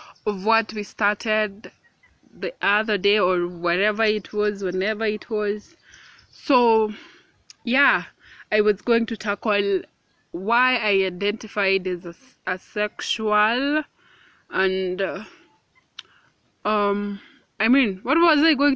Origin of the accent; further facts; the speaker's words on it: Kenya; I am a woman of color. I am 20 years old and I am Kenyan.